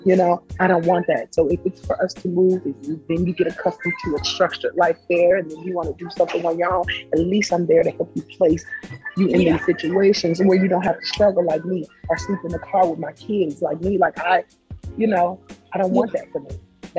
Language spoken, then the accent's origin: English; the South, United States; I'm from the South. So I think I'm just accustomed to being in the South.